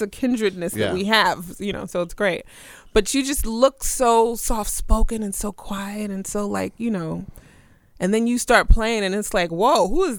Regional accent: Brooklyn, New York, United States; we both were born and raised in Brooklyn.

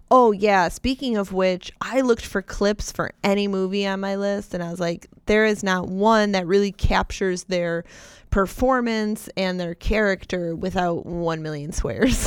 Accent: West Seneca, New York, United States; I grew up in West Seneca.

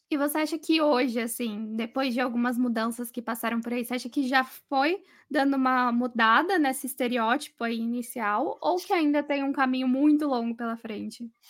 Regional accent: São Paulo, Brazil; sou de São Paulo mesmo

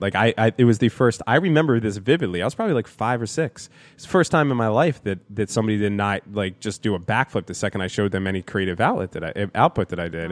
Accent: New Jersey, United States; also born or lived in New York; I was born in New Jersey, then I lived in New York, and then I came back to New Jersey, but all by the time I was three

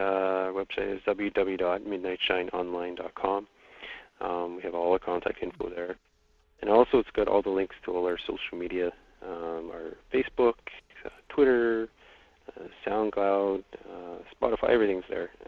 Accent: Attawapiskat, Ontario, Canada; Well, I'm from Attawapiskat, Ontario, up on the James Bay Coast. It's in Canada's far north.

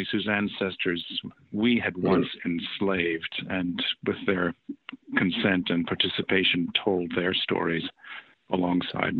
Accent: New Orleans, Louisiana, United States; I spent my teenage years growing up in New Orleans. It's a town that I consider a hometown

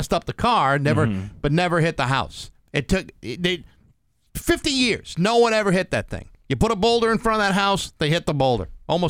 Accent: Rehoboth, Massachusetts, United States; there's a house in my hometown of Rehoboth.

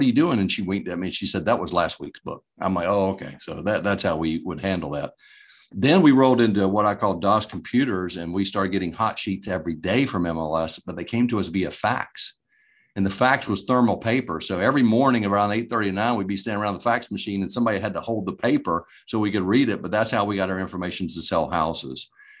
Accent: Greensboro, North Carolina, United States; But every Thursday, now I grew up in the Greensboro market.

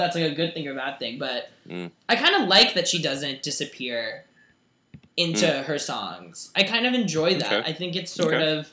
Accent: United States; I'm an American

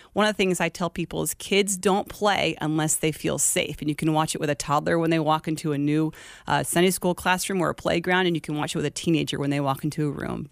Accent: Glendale, Arizona, United States; Born and raised Glendale, Arizona.

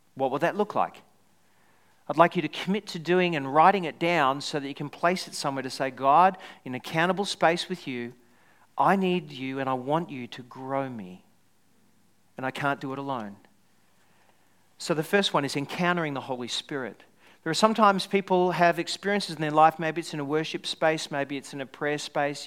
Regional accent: Australia; also born or lived in Scotland; I was someone who was Australian going to Scotland, really deep down I'm Scottish.

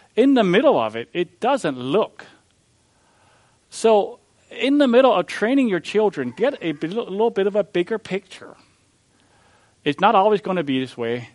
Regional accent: Missouri, United States; I'm from Missouri, the show me state.

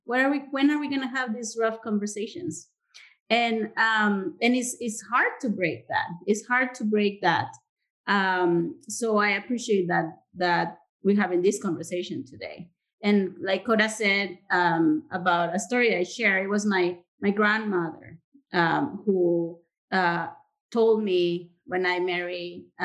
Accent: Monterrey, Nuevo León, Mexico; moved away; I was raised in Monterrey.

